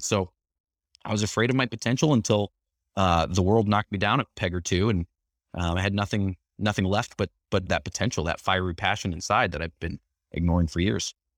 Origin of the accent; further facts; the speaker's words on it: Chicago, Illinois, United States; I grew up in Chicago